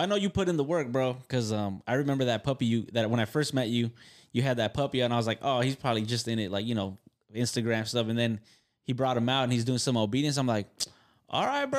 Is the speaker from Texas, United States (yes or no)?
no; Carson, California, United States; I'm from Carson